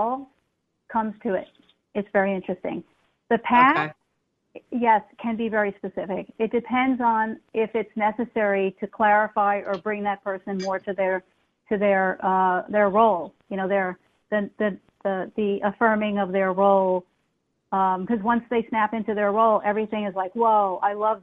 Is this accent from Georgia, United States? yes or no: no; New York City, New York, United States; moved away; I'm from New York City, and I was back in New York City for a while.